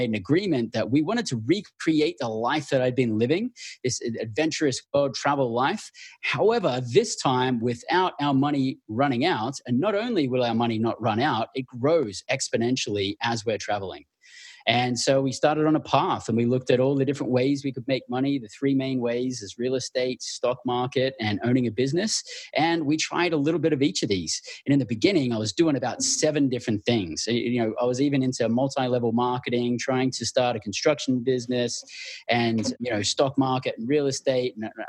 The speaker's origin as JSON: {"language": "English", "country": "Australia", "tie": "born or raised there", "also_born_or_lived": "Western Australia / Northern Territory", "said": "born and raised in Australia"}